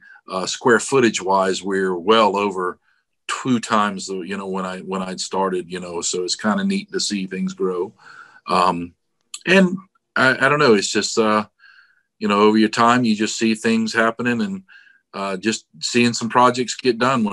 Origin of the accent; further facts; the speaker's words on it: Daytona Beach, Florida, United States; also born or lived in Palm Coast, Florida; I was born in Daytona Beach, Florida. So born and raised in Florida